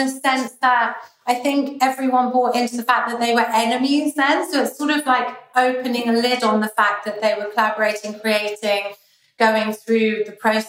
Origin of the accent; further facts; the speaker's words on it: London, United Kingdom; And then we go to Scotland and we grew up in London. And then we'd go to New York to see family all the time.